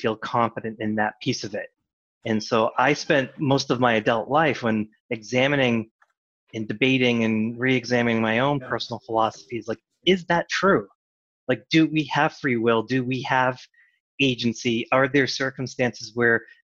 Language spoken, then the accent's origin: English; Massachusetts, United States; I grew up in Massachusetts